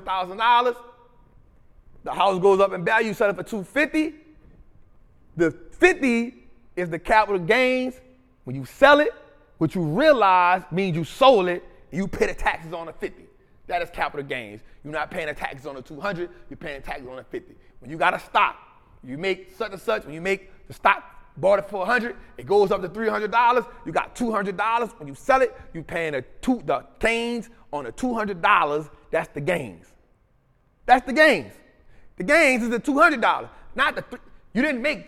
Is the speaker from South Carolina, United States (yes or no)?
no; New Orleans, Louisiana, United States; Memphis and New Orleans, that 504, right? My hometown